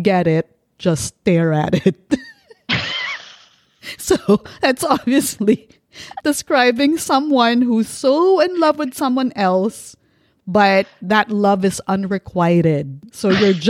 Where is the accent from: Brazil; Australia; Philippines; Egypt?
Philippines; Bakla is how we call gays in the Philippines